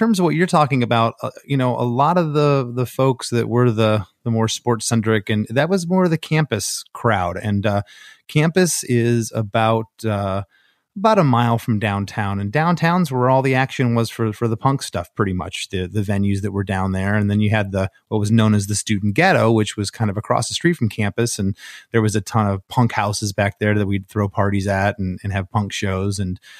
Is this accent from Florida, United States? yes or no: yes; Port Charlotte, Florida, United States; then I met our old drummer, Vinny, and him and I grew up in Gainesville, or excuse me, in Port Charlotte.